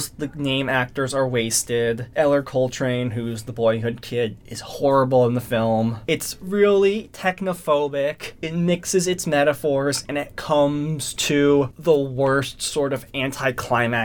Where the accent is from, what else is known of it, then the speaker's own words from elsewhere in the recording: Florida, United States; I'm from Florida